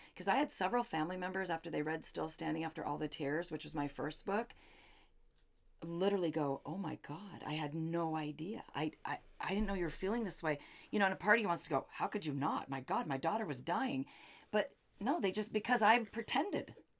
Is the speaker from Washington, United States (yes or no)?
yes; Seattle, Washington, United States; now in Phoenix, United States; we're from Seattle